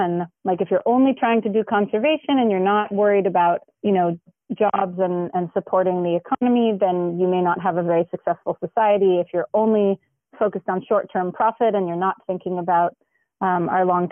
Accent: Los Angeles, California, United States; I grew up in the San Fernando Valley

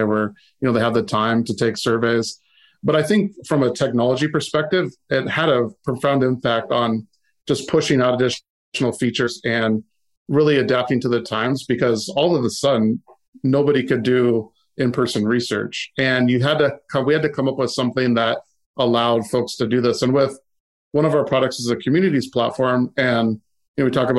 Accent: Seattle, Washington, United States; growing up in the Seattle area, and you know, Microsoft is in your backyard.

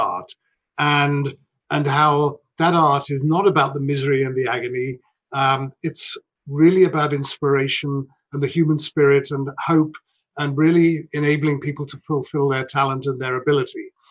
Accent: United Kingdom; moved away as an adult; now in United States; I'm not American. And so, I mean, I think just worth saying that Carnegie Hall is the only reason I left the UK

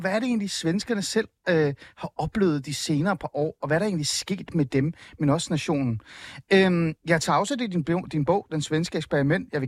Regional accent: Iran; now in Denmark; Øh, jeg er jo oprindeligt fra Iran. Jeg kom til Danmark øh, i 88. Jeg kom mm. på baggrund af Iran-Irak-krigen.

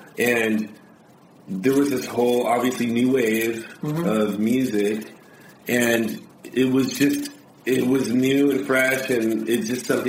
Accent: Harbor City, California, United States; I'm actually not an Orange County kid. I was born in Harbor City, in the South Bay. So I'm a South Bay kid.

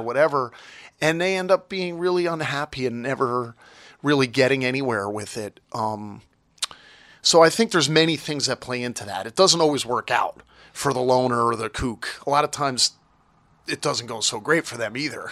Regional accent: Toms River, New Jersey, United States; I was born in Tom's River, and I grew up at the Jersey Shore

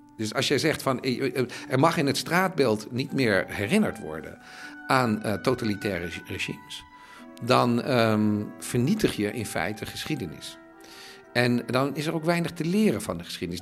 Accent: Netherlands; moved away as an adult; now in Berlin, Germany; Ik ben Nederlander

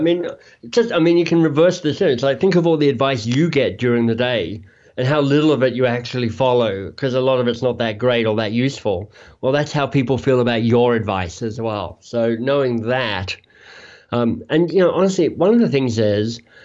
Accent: Australia; moved away as an adult; also born or lived in Oxford, United Kingdom / Toronto area, Canada; now in Toronto, Canada; I'm from Australia, but in Canada now

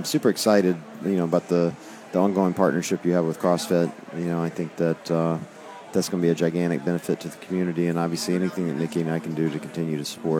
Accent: the South, United States; I grew up in the South.

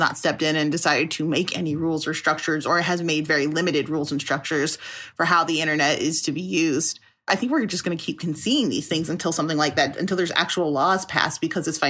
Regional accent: Chicago, Illinois, United States; I'm from Chicago

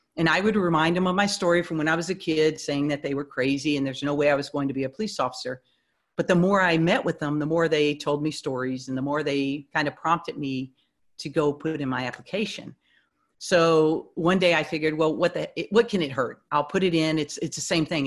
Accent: Houston, Texas, United States; moved away; I was born and raised in Houston, um, so that's where my my family they're they're all back there

